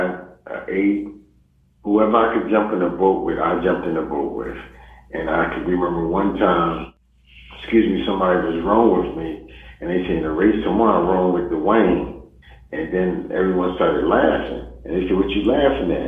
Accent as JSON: {"language": "English", "town": "Philadelphia", "region": "Pennsylvania", "country": "United States", "said": "I'm from Philadelphia"}